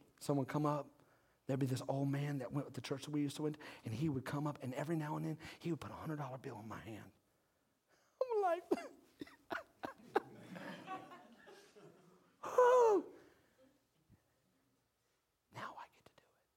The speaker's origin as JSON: {"language": "English", "country": "United States", "said": "we're Americans"}